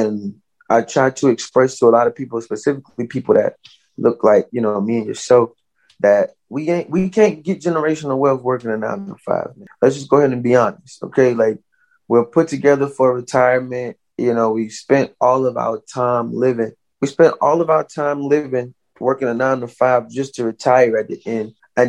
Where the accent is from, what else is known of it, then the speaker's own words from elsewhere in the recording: the South, United States; You know, growing up in the South, it didn't end there, you know, whenever it was supposed to legally.